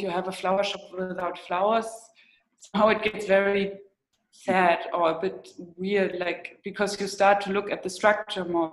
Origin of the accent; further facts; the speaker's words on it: East Germany, Germany; where I grew up in East Germany